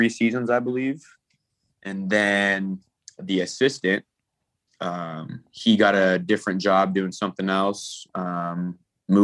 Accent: Portland, Oregon, United States; growing up in Portland, I always, wanted to work for the Blazers

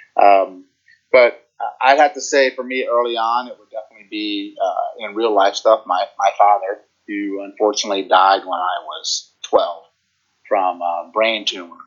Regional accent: Virginia, United States; now in New Jersey, United States; I'm originally from Virginia and I live in New Jersey now

